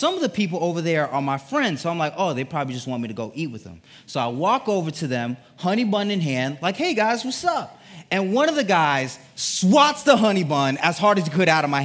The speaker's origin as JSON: {"language": "English", "region": "Connecticut", "country": "United States", "tie": "born or raised there", "said": "I grew up in Connecticut. That's where I'm from, Connecticut"}